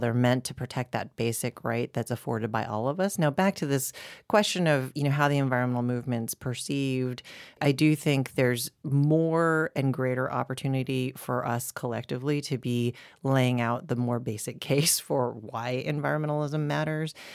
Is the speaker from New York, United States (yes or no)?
no; Boulder, Colorado, United States; I grew up in Boulder, Colorado.